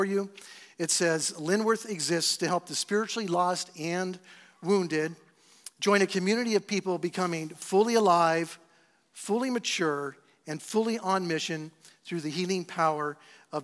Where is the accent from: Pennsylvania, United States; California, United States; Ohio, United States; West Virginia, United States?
California, United States; San Diego; I'm from San Diego